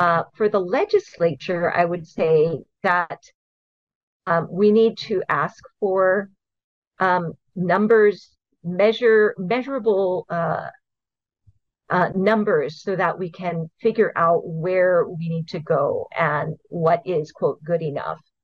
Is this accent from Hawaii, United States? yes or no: yes; Hawaii, United States; I grew up here. I was born and raised in Hawaii.